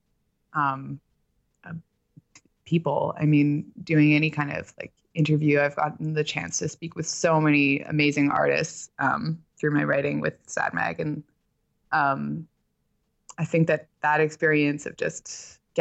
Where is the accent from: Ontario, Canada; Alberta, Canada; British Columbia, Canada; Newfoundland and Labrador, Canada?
British Columbia, Canada; Vancouver; English is a second language; also born or lived in Belgium; Well, I grew up in Vancouver. I'm technically from Belgium.